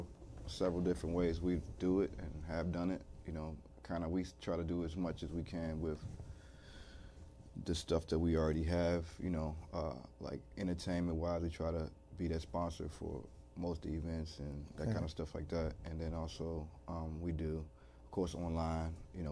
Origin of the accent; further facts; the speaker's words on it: Washington, District of Columbia, United States; I'm from Washington, D.C. area.